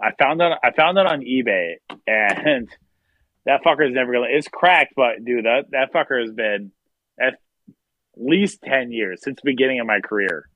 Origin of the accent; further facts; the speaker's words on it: Pierre, South Dakota, United States; also born or lived in Watertown, South Dakota / Clark, South Dakota / Sioux Falls, South Dakota / Minneapolis, Minnesota; And then I then I lived in Pierre until I was graduated high school